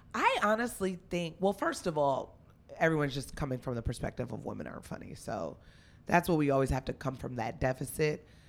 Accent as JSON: {"language": "English", "town": "Union", "region": "New Jersey", "country": "United States", "also_born_or_lived": "Los Angeles", "moved": "as an adult", "lives_now": "New York, United States", "said": "I'm a Jersey girl. I'm from Union, New Jersey"}